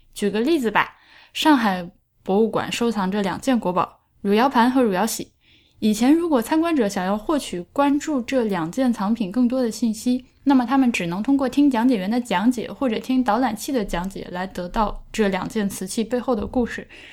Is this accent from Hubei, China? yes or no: yes; Hubei, China; accent: Henan-sounding; 我的老家是离河南比较近的地方，所以我们家，我们家话念出来其实是河南味儿的，完全没有就是那个湖北南部的那个屌屌的语气